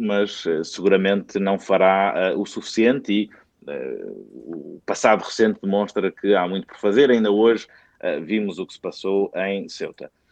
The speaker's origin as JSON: {"language": "Portuguese", "country": "Portugal", "said": "enquanto portugueses, uh, partilhamos também a cidadania europeia"}